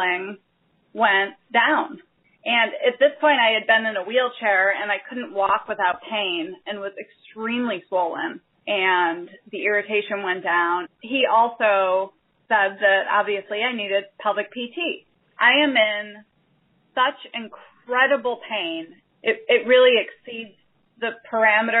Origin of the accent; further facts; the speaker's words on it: Chicago, Illinois, United States; moved away as an adult; also born or lived in Albuquerque; now in Chicago, United States; we were moving back to Chicago, my hometown